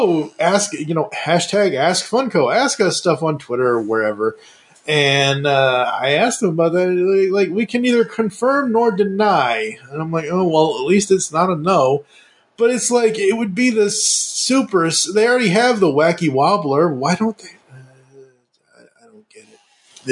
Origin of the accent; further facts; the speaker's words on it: Kingston, Massachusetts, United States; also born or lived in Stoughton, Massachusetts; I was born in Stoughton. I grew up an hour and a half south of Boston in Kingston